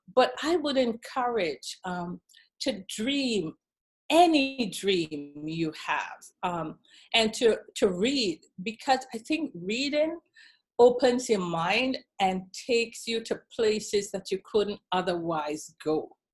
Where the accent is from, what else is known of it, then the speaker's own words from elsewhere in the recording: Trinidad & Tobago; moved away as an adult; also born or lived in Washington, D.C. / Cleveland / Dallas; now in United States; growing up in Trinidad and Tobago